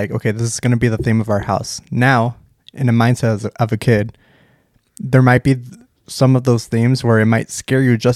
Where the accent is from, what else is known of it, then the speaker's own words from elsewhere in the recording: Vancouver, British Columbia, Canada; when we grew up in Vancouver, me and Extreme